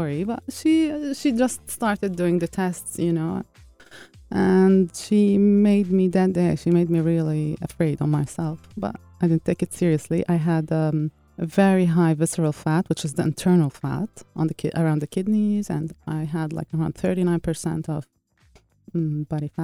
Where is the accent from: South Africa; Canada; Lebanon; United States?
Lebanon; moved away; my home country, Lebanon